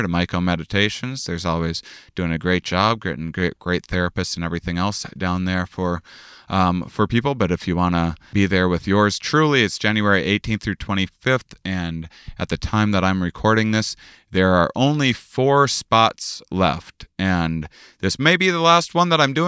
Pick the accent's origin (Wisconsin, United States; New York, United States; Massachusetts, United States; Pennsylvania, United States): Wisconsin, United States; La Crosse; born or raised there; moved away